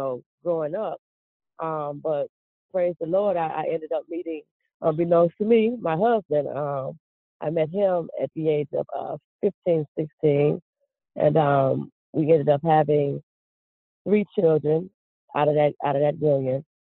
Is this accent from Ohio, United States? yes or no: yes; Cleveland, Ohio, United States; I grew up in Cleveland, Ohio.